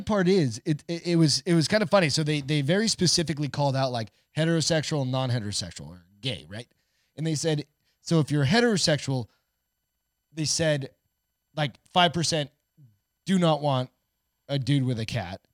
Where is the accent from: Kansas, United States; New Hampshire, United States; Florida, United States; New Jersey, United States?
New Hampshire, United States; also born or lived in Colorado; now in Texas, United States; I grew up in New Hampshire